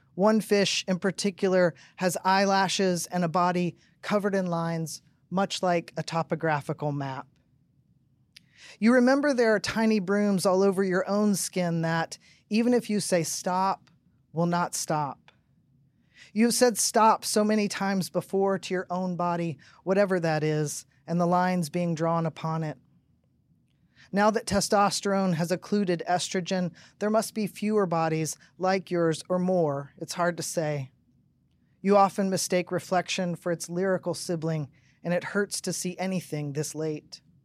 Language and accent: English; Tennessee, United States; I grew up in Tennessee, Pentecostal